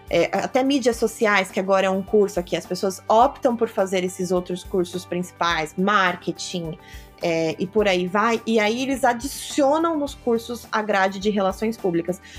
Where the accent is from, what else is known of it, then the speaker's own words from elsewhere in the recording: Brazil; now in abroad; especialmente para mim, assim, quando eu vim do Brasil para cá, foi um choque cultural muito grande.